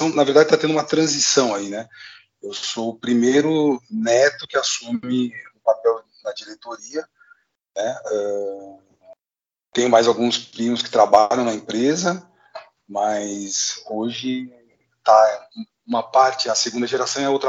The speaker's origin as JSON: {"language": "Portuguese", "town": "Marília", "region": "São Paulo", "country": "Brazil", "tie": "born or raised there", "also_born_or_lived": "Pompeia", "said": "eu, nasci em Pompeia, né, numa cidade próximo a Marília, você deve conhecer. Uh, eu fui com 10 anos para Marília, então toda essa minha infância até a adolescência eu passei no interior."}